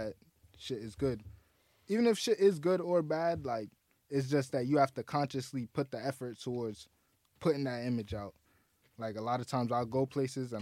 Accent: New York, United States; I'm from New York

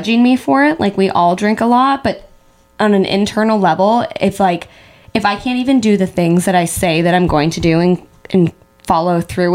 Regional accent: Pittsburgh, Pennsylvania, United States; born or raised there; now in New York City, United States

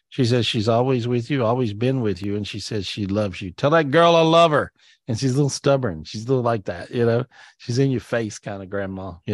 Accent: Belarus; now in Los Angeles, United States; Originally from Belarus.

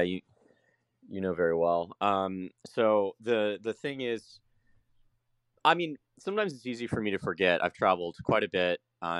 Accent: Jacksonville, Florida, United States; moved away as an adult; now in San Salvador, El Salvador; I know Jacksonville, Florida, it's my hometown. It's, you know, love the city, love where I'm from.

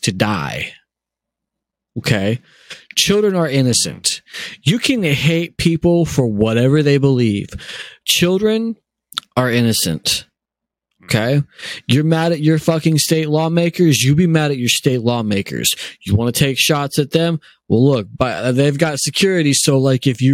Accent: United States; I'm German by heritage, but I'm American by birth

